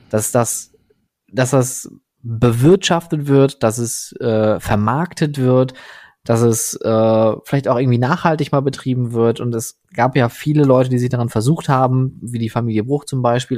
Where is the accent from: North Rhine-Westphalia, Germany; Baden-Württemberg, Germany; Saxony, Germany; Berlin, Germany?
North Rhine-Westphalia, Germany; Oberhausen; ich bin ja am, am Rande von Oberhausen groß geworden, direkt an der Stadtgrenze zu Duisburg